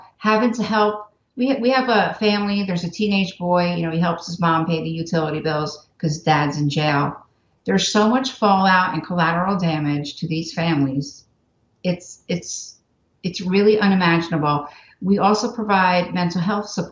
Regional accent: New Jersey, United States; moved away; I'm from New Jersey

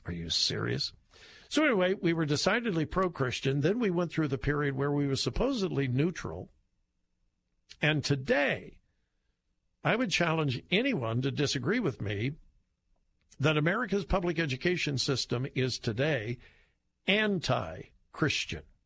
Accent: Southern California, United States; I grew up in Southern California

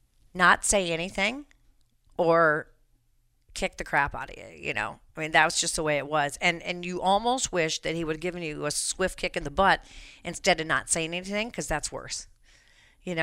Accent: Colorado, United States; It's ruined my home state of Colorado.

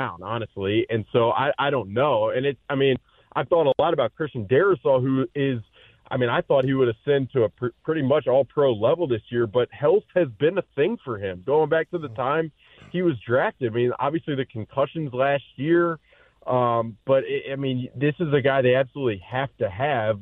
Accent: Alabama, United States; moved away; I'm from Alabama

